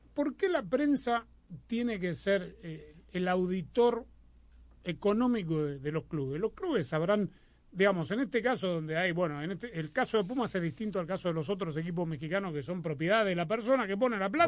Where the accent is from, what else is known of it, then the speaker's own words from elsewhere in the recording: Argentina; somos argentinos, futboleros, maradonianos